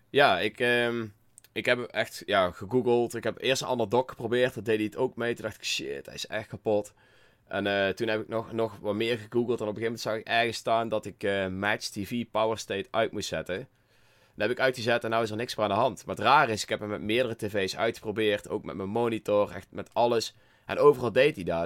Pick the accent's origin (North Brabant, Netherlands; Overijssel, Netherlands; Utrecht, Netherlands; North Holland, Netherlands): North Brabant, Netherlands; accent: Brabants; mijn Brabantse stem